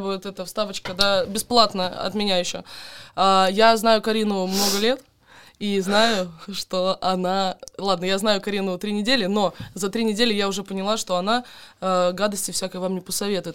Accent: Donetsk Oblast, Ukraine; moved away as an adult; also born or lived in Crimea; now in Moscow, Russia; Я украинка, я родилась, короче, я родилась на Украине, я выросла в Донецкой области

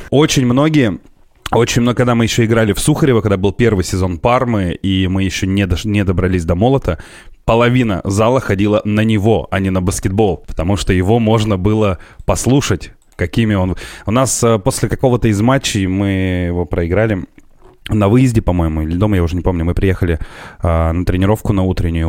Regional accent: Perm, Perm Krai, Russia; я вырос на Гайве.

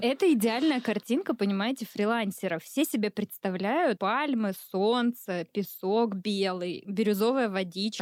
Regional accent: Volgograd, Volgograd Oblast, Russia; я из Волгограда

